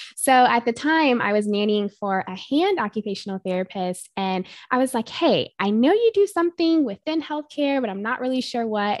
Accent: North Carolina, United States; moved away as an adult; now in Arizona, United States; I am originally from North Carolina. I went to school out there for undergraduate and grew up all throughout North Carolina

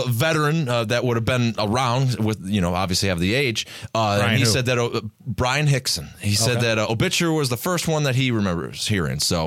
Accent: United States; I'm an American

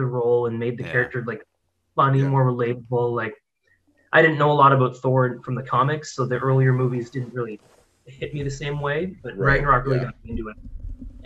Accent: Ontario, Canada; So I'm from Ontario, Canada.

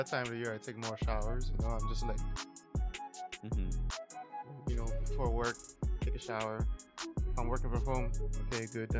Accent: Ethiopia; moved away; when I grew up in Ethiopia, it was it's kind of like desert type of, you know, temperature as well.

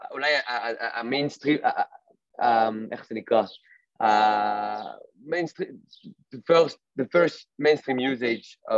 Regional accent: France; now in Israel; אני לא נולדתי פה, אני במקור מצרפת. אה, עברתי לפה לפני שבע שנים

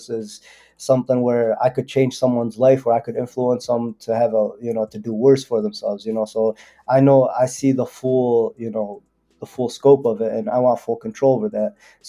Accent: Yemen; my people in Yemen. I'm from Yemen, but they're having one of the worst humanitarian crises in the world.

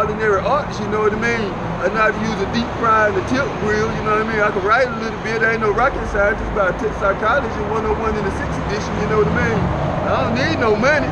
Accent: North Carolina, United States; moved away as an adult; now in Texas, United States; I'm from North Carolina

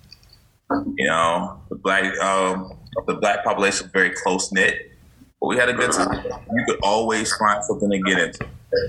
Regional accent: Orangeburg, South Carolina, United States; growing up in Orange

